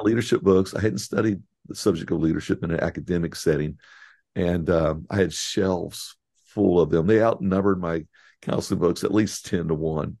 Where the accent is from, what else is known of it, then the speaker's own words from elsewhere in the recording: Indiana, United States; moved away as an adult; also born or lived in East Tennessee / Texas; I'm a Hoosier. I, I grew up in Indiana